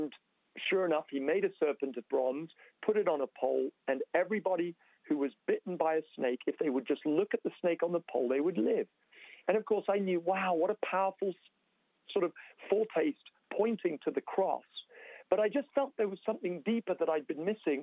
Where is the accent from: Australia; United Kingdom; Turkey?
United Kingdom; England; moved away as an adult; now in Toronto, Canada; We are English, you know, and we were living our lives in England.